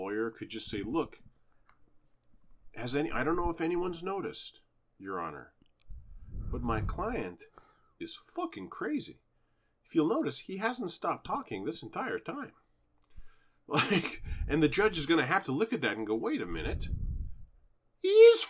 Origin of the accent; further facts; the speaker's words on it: Canada; I'm from Canada